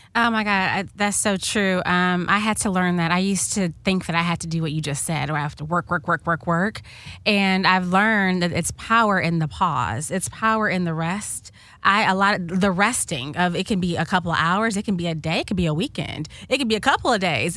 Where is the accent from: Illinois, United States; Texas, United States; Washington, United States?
Illinois, United States; Chicago; moved away; I'm from Chicago originally